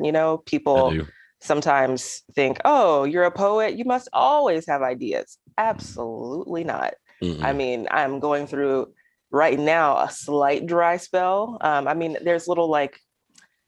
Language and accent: English; Alabama, United States; my people as in Alabamians, my people as in poets, my people as in Southerners